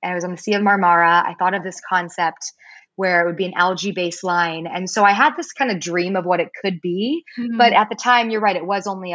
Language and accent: English; Palos Verdes, California, United States; also born or lived in East Coast, United States; I'm from Palos Verdes, but which is in California, I should say. Not everyone knows where that is. Southern California. It's a beautiful, beautiful place. I was born on the East Coast, but moved out here and was raised on this beautiful coastline.